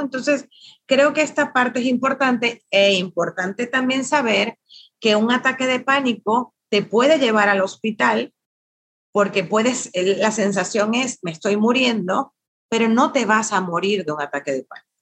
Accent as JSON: {"language": "Spanish", "country": "Venezuela", "moved": "yes", "lives_now": "Mexico", "said": "sí soy venezolana, pero tengo ya 15 años aquí en México, que también es mi tierra"}